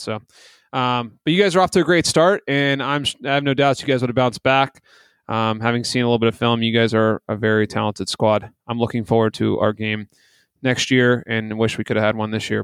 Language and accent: English; Fairfax County, DC area, Virginia, United States; DC area where I grew up in Fairfax County